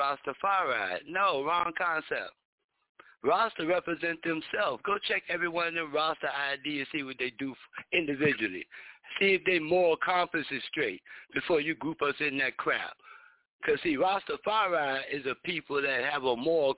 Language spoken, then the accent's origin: English; United States; I grew up in America. And I'm still in America. And never left